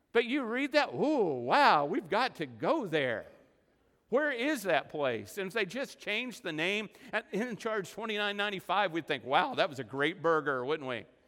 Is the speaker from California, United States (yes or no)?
no; Oklahoma, United States; also born or lived in Texas Panhandle; I say Abba because I'm from Oklahoma and the Texas Panhandle, and that's the way we say it